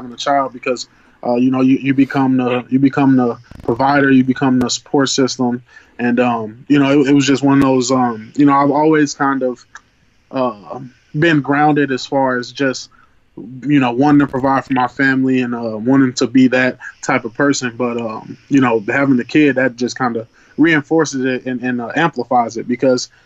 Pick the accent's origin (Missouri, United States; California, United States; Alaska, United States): Missouri, United States; St. Louis; growing up in St. Louis